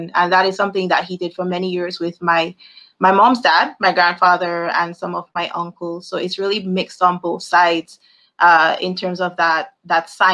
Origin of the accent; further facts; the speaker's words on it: Dominica; moved away as an adult; also born or lived in Ames, Iowa, United States; now in Barbados; I am from Dominica, the beautiful Nature Isle, currently residing in Barbados